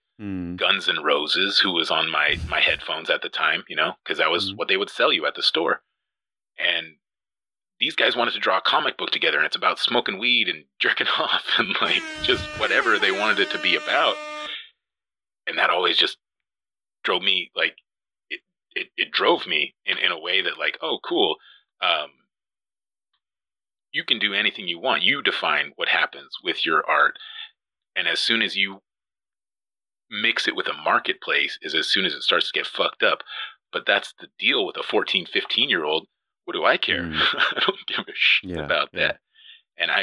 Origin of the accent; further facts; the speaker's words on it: Yakima, Washington, United States; moved away; also born or lived in Olympia, Washington; Yakima, Washington